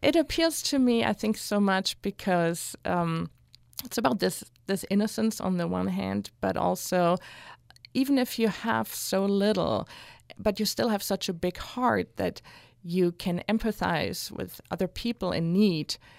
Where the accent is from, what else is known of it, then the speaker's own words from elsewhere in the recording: Hanau, Hesse, Germany; moved away; also born or lived in Newcastle upon Tyne; growing up in Hanau and the area